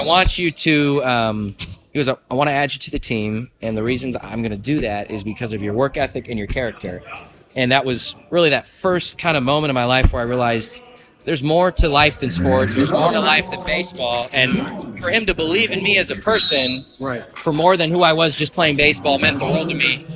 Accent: Midland, Michigan, United States; moved away as an adult; now in Kankakee, United States; our, town where I grew up in is called Midland, the middle of the state.

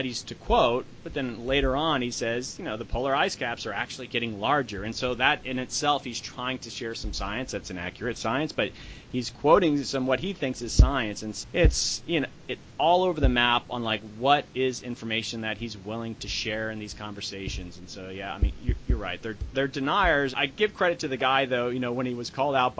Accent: Florida, United States; I grew up in Florida. I'm a Floridian

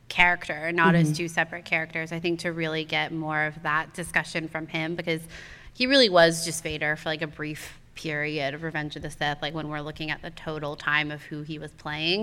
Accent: Georgia, United States; I'm from Georgia

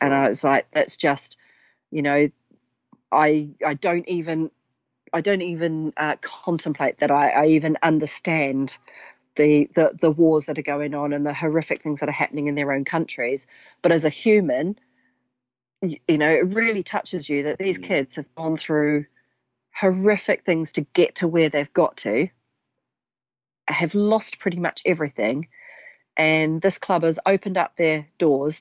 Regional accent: New Zealand; now in United Kingdom; as a young girl growing up in New Zealand

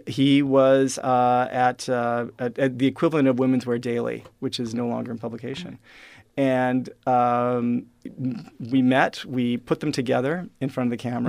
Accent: Regina, Saskatchewan, Canada; I am uh, now the first person you've met from Regina, Saskatchewan

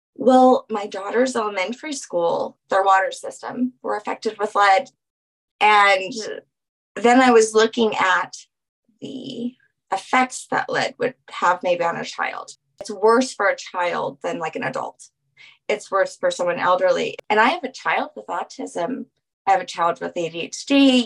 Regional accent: New Orleans, Louisiana, United States; being from New Orleans

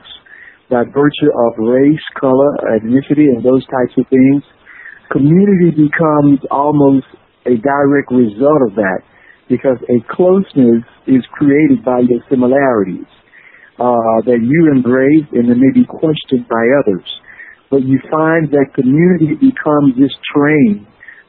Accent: Mississippi Delta, United States; as a young boy growing up in the Delta

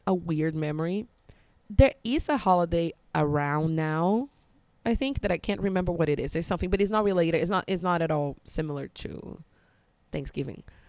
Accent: Brazil; now in China; I grew up in Brazil.

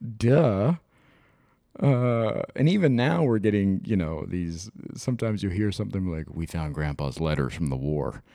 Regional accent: Midwest, United States; I'm from the Midwest, I grew up in the fucking nineties

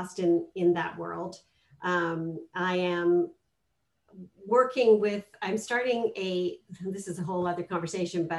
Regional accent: Vancouver, British Columbia, Canada; moved away as an adult; also born or lived in Scotland / United States; now in Los Angeles, United States; I was born in Scotland, and then my parents moved to Canada when I was a kid

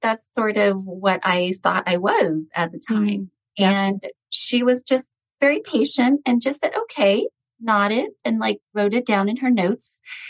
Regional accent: Hanoi, Vietnam; born there; moved away; my family and I were immigrants from Vietnam. I'm ethnically Chinese and Vietnamese, and I was born in Hanoi, Vietnam. And we were actually refugees after the Vietnam War in the late 70s. So we came here with pretty much nothing

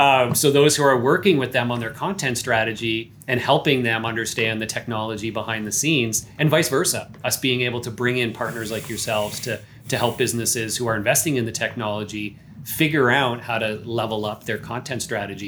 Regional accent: Canada; I am Canadian

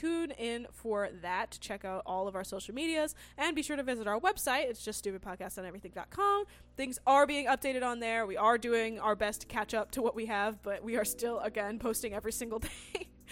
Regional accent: California, United States; I grew up in California

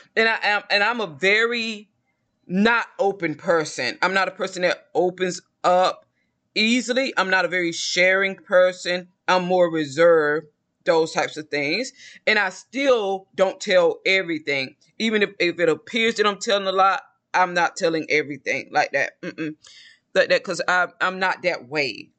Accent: the South, United States; I'm from the South

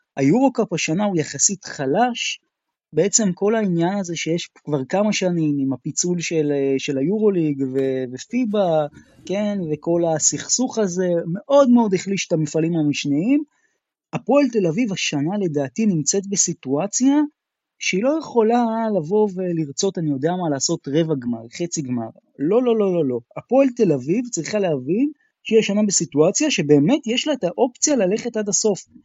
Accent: Israel; כישראלי, כאוהד כדורסל ישראלי

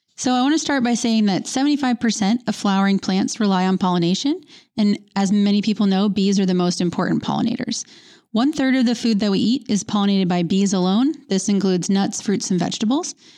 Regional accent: Massachusetts, United States; also born or lived in Indiana / Washington / Oregon; now in California, United States; I grew up in Massachusetts

